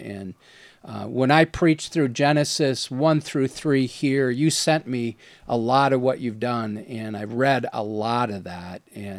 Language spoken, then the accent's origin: English; Wisconsin, United States; That wouldn't work for me, man. I'm from Wisconsin.